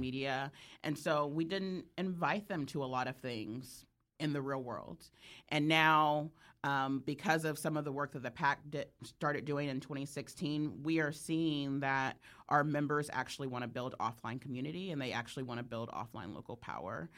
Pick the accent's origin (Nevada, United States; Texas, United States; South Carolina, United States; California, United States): California, United States; I'm from California